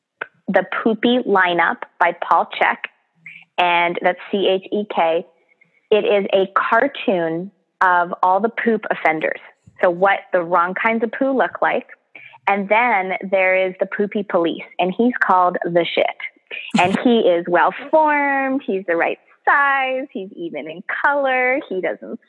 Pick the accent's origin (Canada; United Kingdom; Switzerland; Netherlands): Canada; We're so Canadian